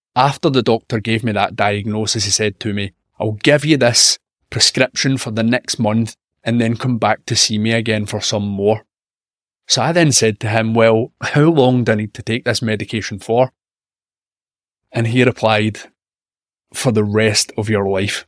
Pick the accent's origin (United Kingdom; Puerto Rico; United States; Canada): United Kingdom; Scotland; I'm a Scottish health and wellness journalist